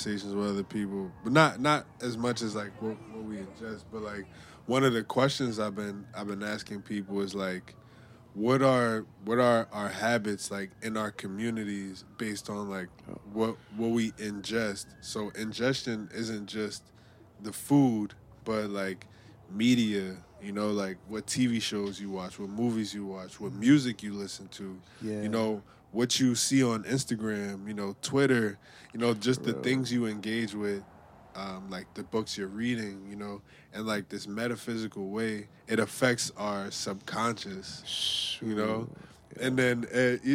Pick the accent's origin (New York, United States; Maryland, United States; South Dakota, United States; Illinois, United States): New York, United States; New York City; I'm from the Lower East Side